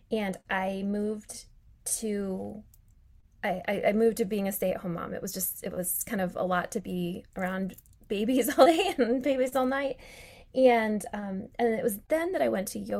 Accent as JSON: {"language": "English", "region": "Colorado", "country": "United States", "tie": "born or raised there", "moved": "yes", "lives_now": "Charlotte, United States", "said": "I was born in Colorado"}